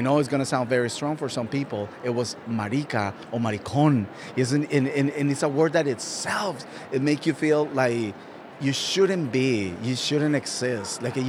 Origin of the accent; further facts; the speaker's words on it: Colombia; first language Spanish; English is a second language; moved away as an adult; now in United States; I'm a gay cisgender man from Colombia that I immigrated from Colombia to the United States